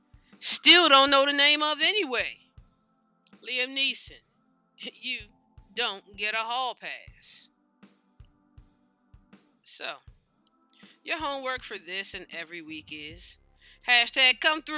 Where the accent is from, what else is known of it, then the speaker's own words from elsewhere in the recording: United States; we, as American citizens